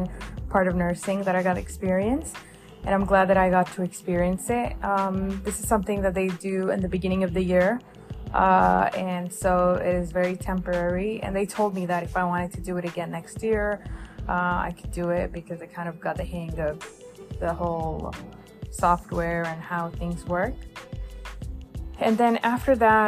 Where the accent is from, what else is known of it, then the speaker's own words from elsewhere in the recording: New Jersey, United States; I am from New Jersey